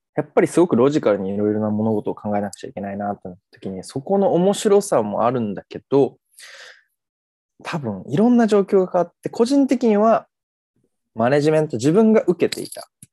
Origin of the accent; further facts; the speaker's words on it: Kagoshima, Japan; moved away as an adult; also born or lived in Fukuoka; now in Tokyo, Japan; 鹿児島で生まれ、大学時代福岡にいて、現在は関東、東京に住んでます